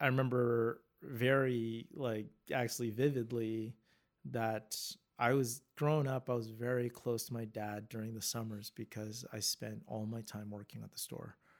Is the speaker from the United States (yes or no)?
no; Vancouver, British Columbia, Canada; I'm born and raised in Vancouver